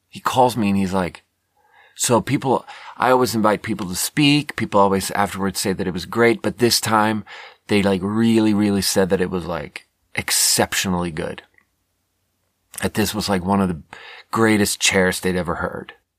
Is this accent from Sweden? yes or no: yes; Sweden; moved away as an adult; also born or lived in China; now in United States; I was born in Sweden and then lived 10 years in China and then moved to America six years ago